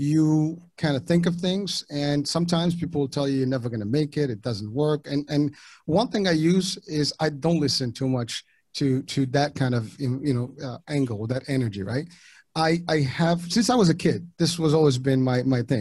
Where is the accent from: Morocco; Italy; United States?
Morocco; first language French; Moroccan Arabic; English is a second language; moved away; I was born overseas in Morocco, and English was not my first language. Ultimately I spoke French and the dialect of Arabic